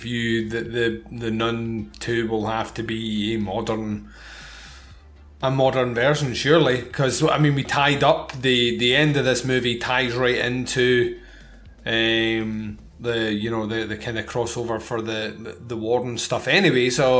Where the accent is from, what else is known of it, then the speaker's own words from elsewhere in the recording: Scotland, United Kingdom; I am Scottish